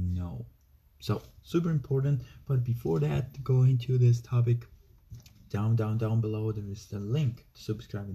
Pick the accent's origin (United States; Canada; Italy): Italy; I'm from Italy.